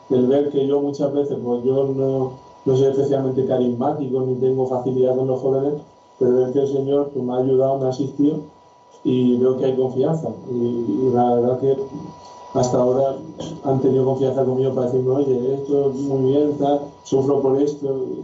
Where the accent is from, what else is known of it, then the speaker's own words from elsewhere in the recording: Paraguay; moved away as an adult; now in Murcia, Spain; Yo soy paraguayo, tengo 28 años